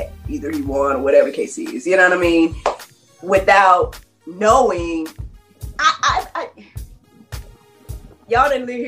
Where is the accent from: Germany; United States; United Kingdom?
United States; as an American